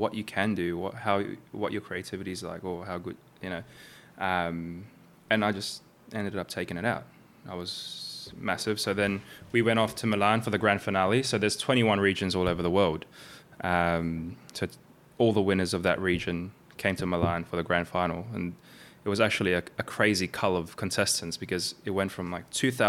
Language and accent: English; New Zealand; born or raised there; also born or lived in Philippines / Sydney, Australia